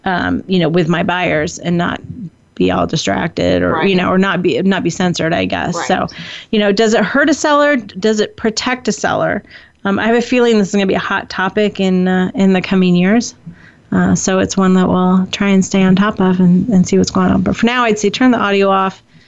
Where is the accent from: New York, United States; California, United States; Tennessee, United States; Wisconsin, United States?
California, United States; I love my home state of California.